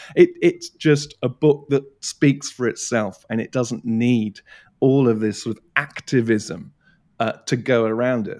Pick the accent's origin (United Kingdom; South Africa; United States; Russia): United Kingdom; Surrey Hills, Leith Hill area, South East England; I grew up in the Surrey Hills. I grew up in the Leith Hill area